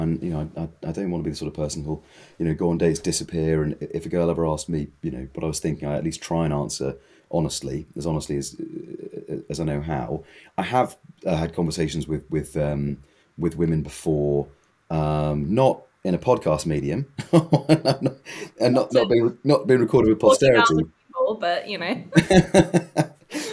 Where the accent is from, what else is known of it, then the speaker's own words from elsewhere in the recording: United Kingdom; I'm British.